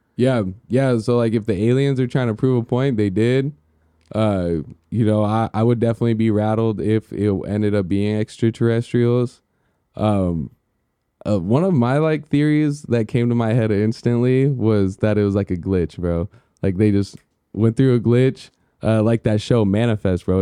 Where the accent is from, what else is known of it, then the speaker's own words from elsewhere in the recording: United States; being American